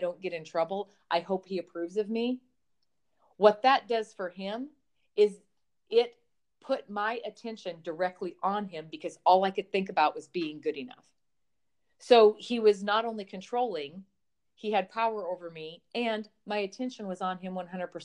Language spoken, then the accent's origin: English; Montana, United States; I grew up on a dairy farm in the middle of Montana